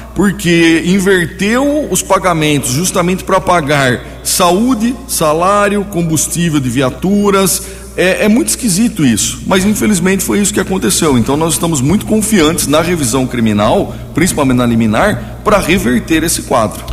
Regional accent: Americana, São Paulo, Brazil; Eu sou de Americana, né? Sou nascido e criado em Americana

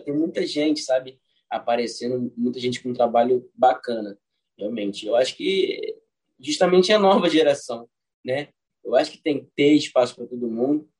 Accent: Rio de Janeiro, Brazil; nascido e criado no bairro do Catete, foi onde é, eu cresci, né? E tô lá até hoje

